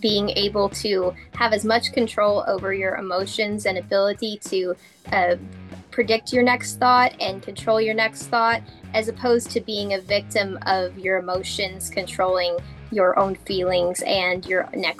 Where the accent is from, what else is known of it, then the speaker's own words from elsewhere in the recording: Texas, United States; I'm from Texas.